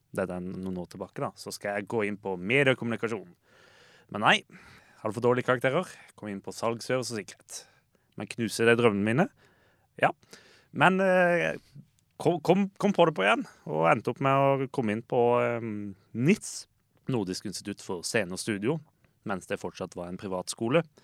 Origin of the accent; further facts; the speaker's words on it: Lillesand, Agder, Norway; så er jeg jo fra Lillesand